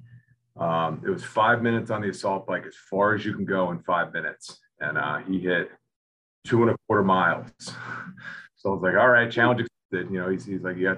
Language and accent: English; Rhode Island, United States; I grew up in Rhode Island